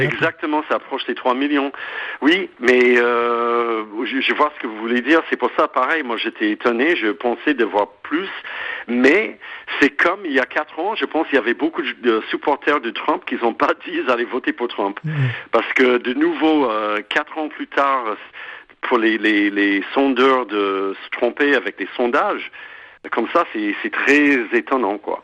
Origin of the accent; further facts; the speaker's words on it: United States; French is a second language; now in France; en tant qu'Américain, même si je suis en France depuis si longtemps